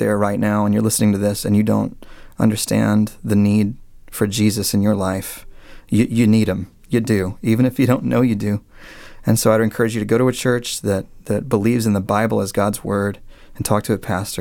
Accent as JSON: {"language": "English", "town": "Dallas", "region": "Texas", "country": "United States", "moved": "as an adult", "lives_now": "Annapolis, United States", "said": "we moved from the Dallas area, which is where I'm from, all the way to Annapolis, Maryland"}